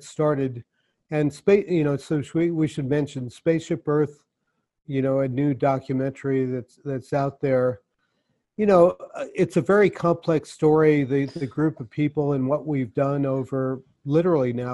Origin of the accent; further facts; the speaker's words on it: New York, United States; I grew up in New York